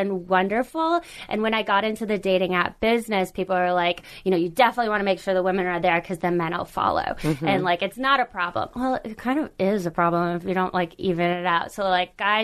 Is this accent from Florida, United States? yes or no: no; Boston, Massachusetts, United States; now in California, United States; I'm originally from the Boston area